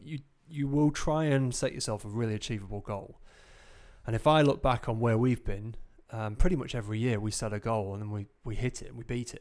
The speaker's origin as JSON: {"language": "English", "town": "Grimsby", "region": "Yorkshire and the Humber", "country": "United Kingdom", "said": "I'm from Grimsby"}